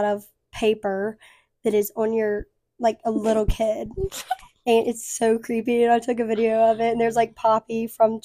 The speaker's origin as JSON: {"language": "English", "town": "Mobile", "region": "Alabama", "country": "United States", "said": "I'm from Mobile"}